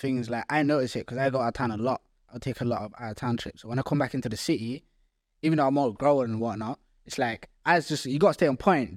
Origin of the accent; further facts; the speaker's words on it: Gambia; now in Nottingham, United Kingdom; I'm from Gambia